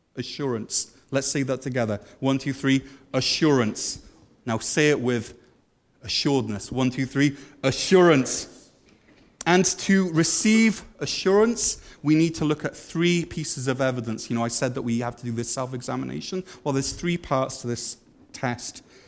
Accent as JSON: {"language": "English", "region": "Wales", "country": "United Kingdom", "moved": "yes", "lives_now": "Canada", "said": "we used to say in Wales, we'd say, I'm a Christian because I'm Welsh."}